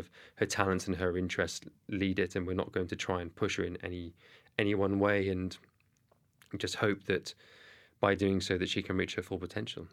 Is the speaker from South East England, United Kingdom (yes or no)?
no; Cardiff, Wales, United Kingdom; accent: thick Welsh; I'm from Cardiff, you can tell by my thick Welsh accent